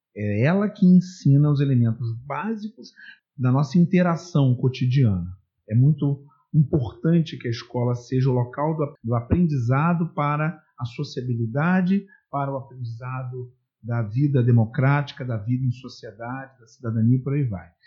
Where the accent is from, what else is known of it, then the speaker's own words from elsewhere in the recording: Brazil; now in Niterói, Brazil; eu nasci no Brasil, eu vivo no Brasil, sempre vivi no Brasil.